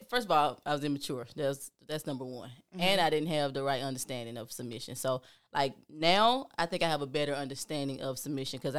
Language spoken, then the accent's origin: English; Atlanta, Georgia, United States; I'm from Atlanta too